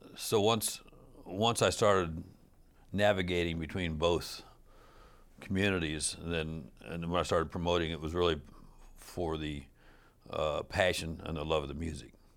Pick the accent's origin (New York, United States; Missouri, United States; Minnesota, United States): Missouri, United States; Kansas City; moved away as an adult; also born or lived in Los Angeles / Minneapolis; I'm from Kansas City initially, and I'd lived in Los Angeles, and then I'd lived in Minneapolis, and, uh, upon moving back to Kansas City